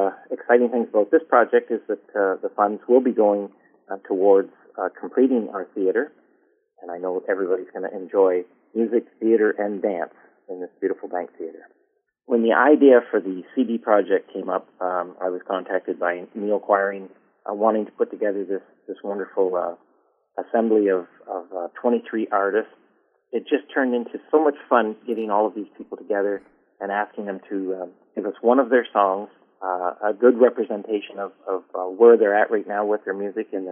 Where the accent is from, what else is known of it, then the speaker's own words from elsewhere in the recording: Leamington, Ontario, Canada; from Leamington